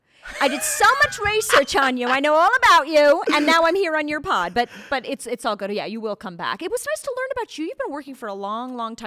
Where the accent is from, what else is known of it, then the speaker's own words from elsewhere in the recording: Naaldwijk, South Holland, Netherlands; born there; I love Holland. I was born in Holland. I was born in Naaldwijk, which is a bit south of Amsterdam, a little smaller place than obviously huge Amsterdam.